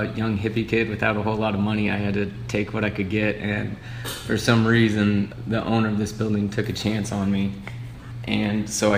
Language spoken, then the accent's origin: English; Harrisonville, Missouri, United States; also born or lived in Rolla, Missouri / Kansas City; I grew up in Harrisonville, Missouri, just south of here.